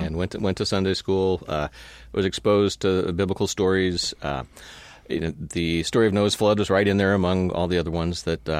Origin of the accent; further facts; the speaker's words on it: Palo Alto, California, United States; Well, I grew up in California, mm-hmm. Palo Alto.